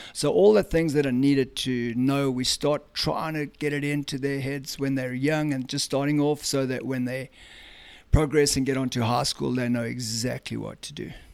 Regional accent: South Africa; moved away as an adult; now in Cumming, GA, United States; I grew up in South Africa

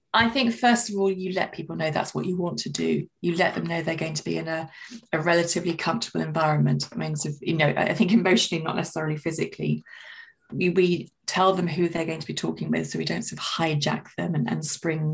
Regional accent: London, United Kingdom; I'm a Londoner

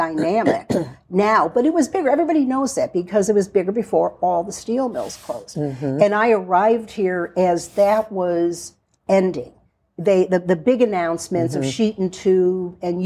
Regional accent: Chicago, Illinois, United States; moved away as an adult; now in Youngstown, United States; I was born and raised in Chicago, and I've actually lived here far longer than I lived in Chicago. I've lived here 44 years

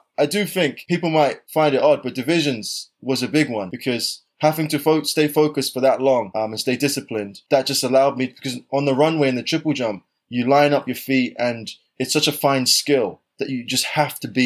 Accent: London, United Kingdom; where I grew up in South London, I wasn't the fastest or the springiest kid in the neighborhood.

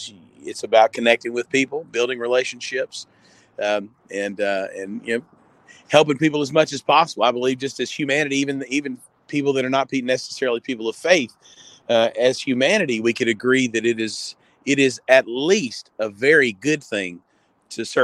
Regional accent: Fayette, Alabama, United States; also born or lived in Montgomery, Alabama / Northport, Alabama; I'm from Fayette originally, which is about 40 minutes north of here.

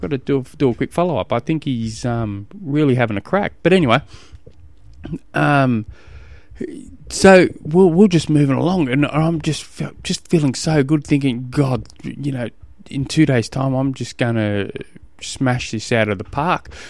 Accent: Tasmania, Australia; I come from Tasmania

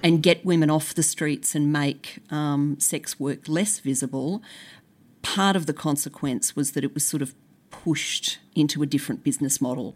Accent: Brisbane, Queensland, Australia; I grew up in Brisbane

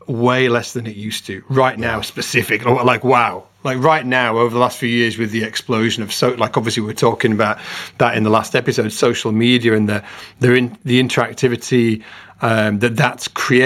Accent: Carlisle, North West England, United Kingdom; moved away; also born or lived in Leeds; I was brought up in Carlisle

